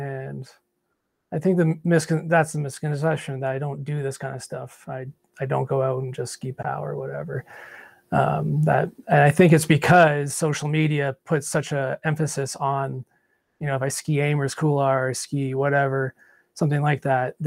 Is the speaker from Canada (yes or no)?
yes; Canada; also born or lived in Quebec / Ontario; I grew up skiing bush in Quebec and Ontario